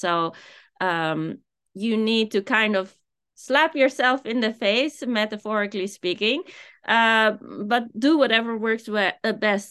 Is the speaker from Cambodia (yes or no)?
no; Amsterdam, North Holland, Netherlands; moved away as an adult; also born or lived in Japan; I am from Amsterdam